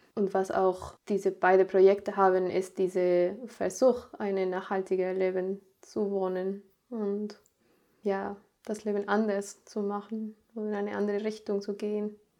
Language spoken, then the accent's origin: German; Mexico; German is a second language; moved away as an adult; also born or lived in Sieben Linden, Germany; now in Germany; ich bin in Mexiko geboren. Ich war dann da auch in eine deutsche Schule da habe ich auch Deutsch gelernt